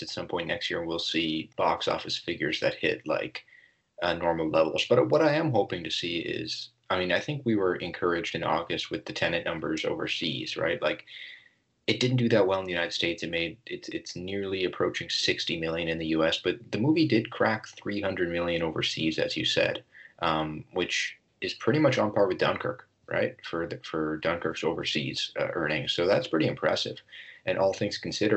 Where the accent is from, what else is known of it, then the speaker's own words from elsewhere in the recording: Canada; as a Canadian